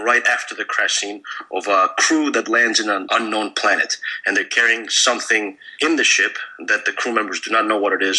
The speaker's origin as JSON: {"language": "English", "country": "Greece", "tie": "born or raised there", "said": "when I was a young child, growing up in Greece"}